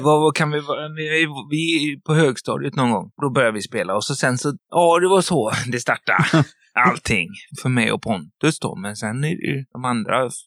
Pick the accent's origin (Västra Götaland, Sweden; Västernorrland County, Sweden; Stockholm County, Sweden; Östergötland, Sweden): Västra Götaland, Sweden; Stenungsund; Stenungsund och Görlanda, där vi kommer ifrån